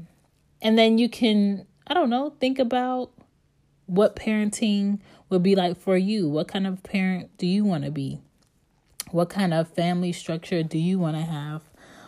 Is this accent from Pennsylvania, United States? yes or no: yes; Philadelphia, Pennsylvania, United States; born there; So I was born in 87, and I was born in West Philadelphia.